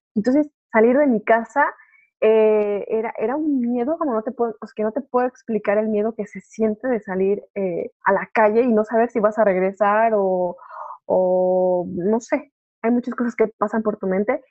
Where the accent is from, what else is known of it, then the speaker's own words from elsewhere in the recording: Mexico City, Mexico; moved away as an adult; now in France; yo soy 100% mexicana